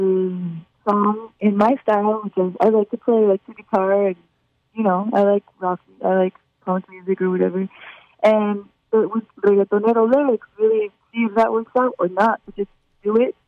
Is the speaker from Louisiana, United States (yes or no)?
no; Miami, Florida, United States; So I grew up in Miami